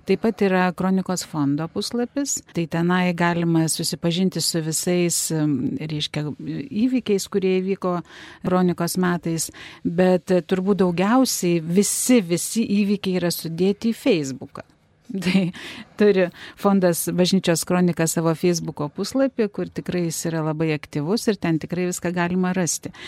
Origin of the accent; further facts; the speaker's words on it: Lithuania; mes, lietuviai